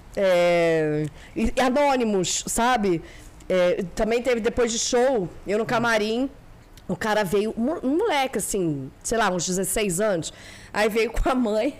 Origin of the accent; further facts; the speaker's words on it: Rio de Janeiro, Brazil; morei a vida toda em Copacabana, no Poço seis.